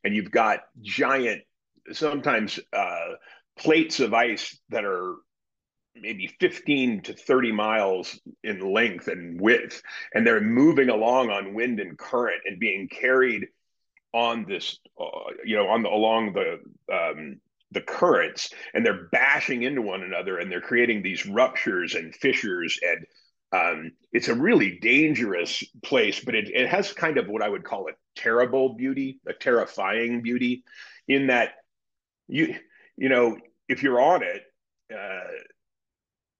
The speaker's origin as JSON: {"language": "English", "town": "Sun Valley", "region": "Idaho", "country": "United States", "tie": "born or raised there", "said": "I grew up in Sun Valley, Idaho"}